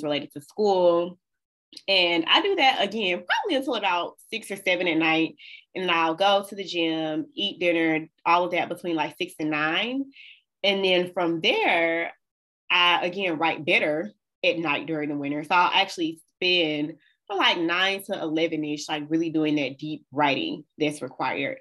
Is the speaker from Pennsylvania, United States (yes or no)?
no; Birmingham, Alabama, United States; moved away as an adult; now in Michigan, United States; I'm from the South, y'all. I was raised in Birmingham, Alabama.